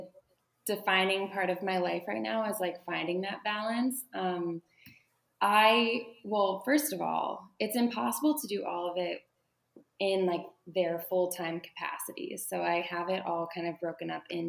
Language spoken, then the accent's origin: English; Pittsburgh, Pennsylvania, United States; now in Baltimore, United States; I'm from Pittsburgh. I live in Baltimore, Maryland.